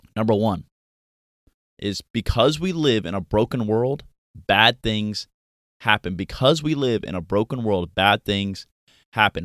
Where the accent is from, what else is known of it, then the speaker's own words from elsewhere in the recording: Pensacola, Florida, United States; moved away as an adult; also born or lived in Virginia; my hometown of Pensacola, Florida